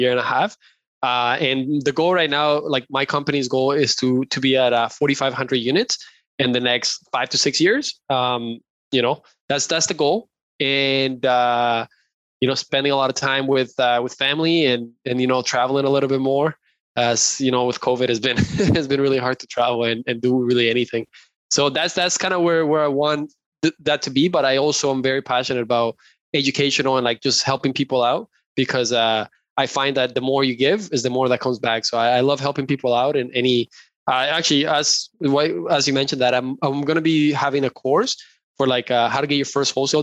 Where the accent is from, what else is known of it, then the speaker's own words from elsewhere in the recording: Colombia; moved away; I come from Colombia. Like, that's where I was born and raised.